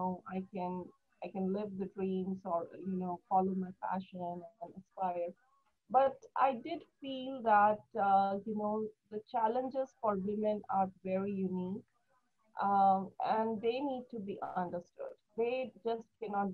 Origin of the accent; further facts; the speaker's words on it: New Delhi, Delhi, India; moved away as an adult; now in United States; I was born and raised in New Delhi, India